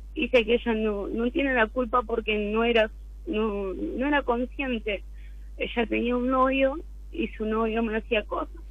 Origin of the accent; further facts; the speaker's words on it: San Miguel, Buenos Aires Province, Argentina; San Miguel, Buenos Aires, San Miguel